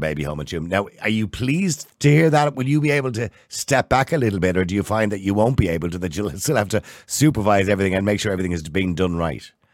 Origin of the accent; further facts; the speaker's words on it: Dublin, Leinster, Ireland; I was born in St. Patrick's Home on the Navan Road